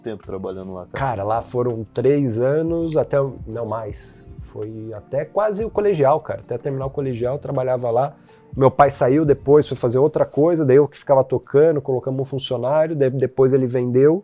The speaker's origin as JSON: {"language": "Portuguese", "town": "Botucatu", "region": "São Paulo", "country": "Brazil", "tie": "born or raised there", "moved": "yes", "said": "eu sou de Botucatu"}